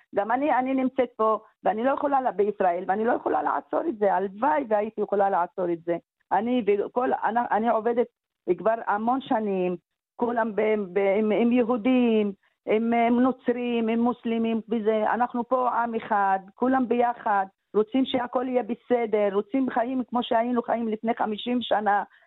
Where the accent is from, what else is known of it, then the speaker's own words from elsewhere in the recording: Israel; moved away as an adult; also born or lived in Gaza; ההורים שלי, כן, ההורים שלי, אבא שלי ואימא שלי, אנחנו גם מהארץ